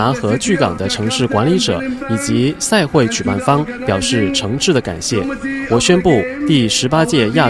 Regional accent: Hangzhou, Zhejiang, China; 二零二二年，我将在我的家乡杭州等待大家。

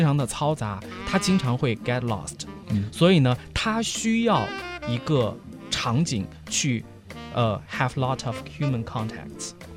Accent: China; 我是来自中国的学生

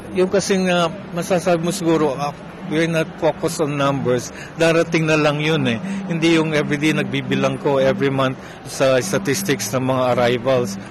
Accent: Pampanga, Philippines; kapampangan kasi ako

